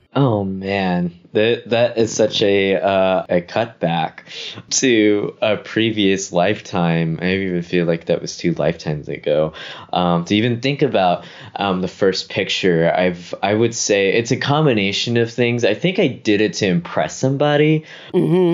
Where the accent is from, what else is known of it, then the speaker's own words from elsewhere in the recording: Memphis, Tennessee, United States; moved away as an adult; now in New York, United States; I grew up in Whitehaven, uh, where great El- uh where Graceland is Elvis's home.